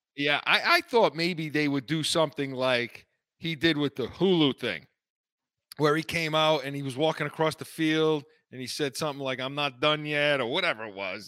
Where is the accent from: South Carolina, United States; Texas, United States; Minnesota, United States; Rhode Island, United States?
Rhode Island, United States; North Providence; I grew up in North Providence